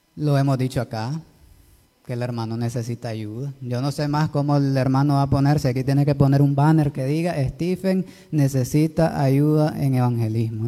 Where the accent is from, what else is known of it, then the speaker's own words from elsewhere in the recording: Nicaragua; así somos los nicaragüenses